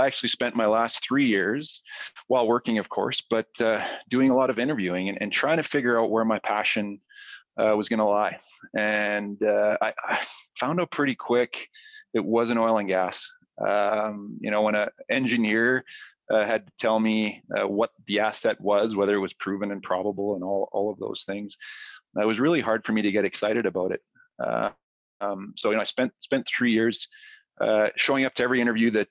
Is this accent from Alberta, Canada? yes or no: yes; Edmonton, Alberta, Canada; moved away as an adult; now in Calgary, Canada; I'm from Edmonton, a U of A grad. Moved to Calgary after graduating